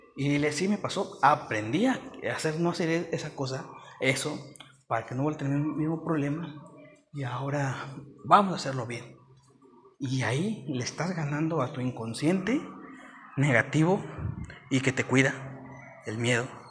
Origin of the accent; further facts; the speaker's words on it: Mexico; also born or lived in Mexico City; Yo soy de México y ahorita me vine, o sea, México, Ciudad de México. Y ahorita, bueno, siendo honestos, bueno, no importa, soy de otro estado